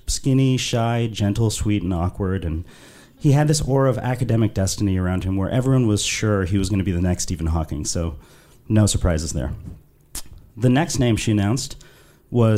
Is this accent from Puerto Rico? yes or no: no; London, United Kingdom; I was raised in London, which I'm sure you can tell from my accent.